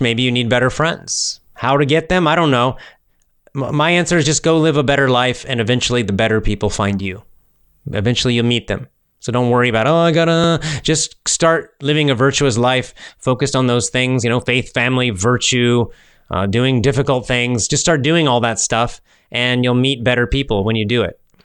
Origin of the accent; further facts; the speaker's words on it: Georgia, United States; That's my home state. I'm a Georgia boy. I grew up in Georgia